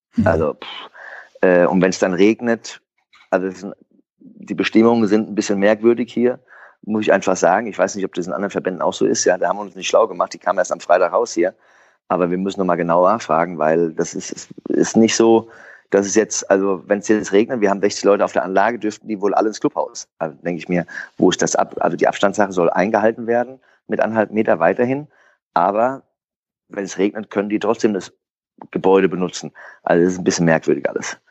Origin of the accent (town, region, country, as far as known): Frankfurt am Main, Hesse, Germany; born or raised there